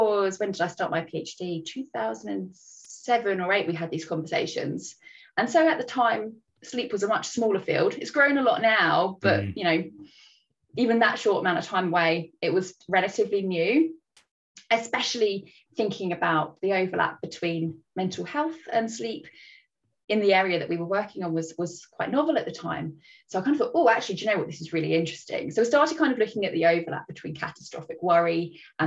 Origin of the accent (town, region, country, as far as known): Brighton, South East England, United Kingdom; born or raised there; moved away as an adult; also born or lived in Oxford